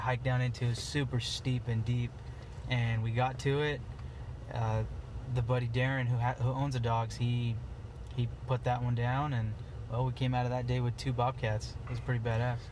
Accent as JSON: {"language": "English", "region": "Eastern Oregon", "country": "United States", "said": "I'm from Eastern Oregon, and I am the founder of EO Boys"}